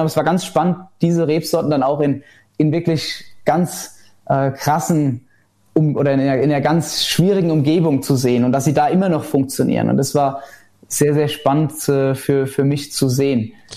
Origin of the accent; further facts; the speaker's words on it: Rhineland-Palatinate, Germany; also born or lived in Bechtheim; bei uns in Rheinland-Pfalz